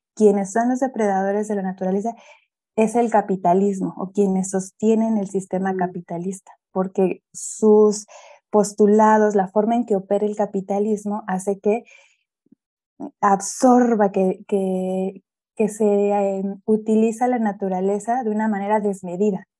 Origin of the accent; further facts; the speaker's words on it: Mexico City, Mexico; yo soy de acá de la Ciudad de México, de, de la zona centro-sur de la ciudad, en la alcaldía de Coyoacán